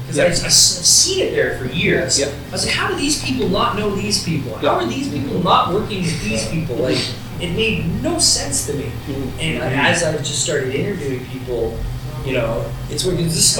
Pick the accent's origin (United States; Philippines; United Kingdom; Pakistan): United States; Salt Lake City, Utah; the one place that will not give me a press pass is Fan X, my hometown con.